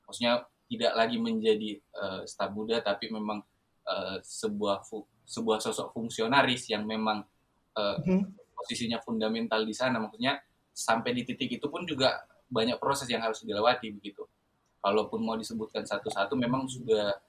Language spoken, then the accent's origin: Indonesian; North Kolaka, Southeast Sulawesi, Indonesia; saya aslinya orang Sulawesi Tenggara tepatnya di Kolaka Utara